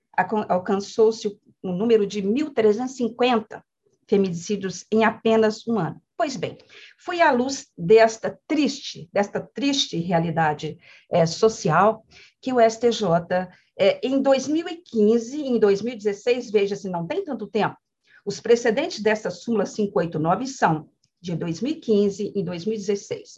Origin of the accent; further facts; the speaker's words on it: Minas Gerais, Brazil; eu sou mineira